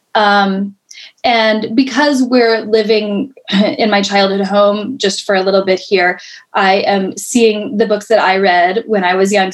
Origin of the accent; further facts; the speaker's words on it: Colorado, United States; moved away as an adult; now in New York City, United States; I was born and raised in Colorado